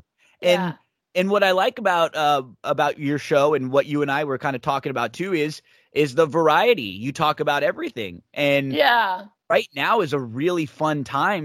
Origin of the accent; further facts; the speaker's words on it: Temple City, California, United States; I lived in Temple City my whole life growing up